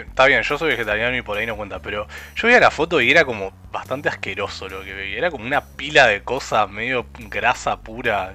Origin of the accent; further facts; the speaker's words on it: Rosario, Santa Fe, Argentina; yo, desde Rosario